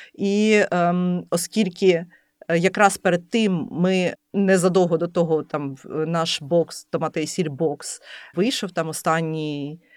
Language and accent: Ukrainian; Lviv, Lviv Oblast, Ukraine; moved away as an adult; now in Kyiv, Ukraine; Я народилася у Львові і взагалі ніколи не планувала переїжджати зі Львова.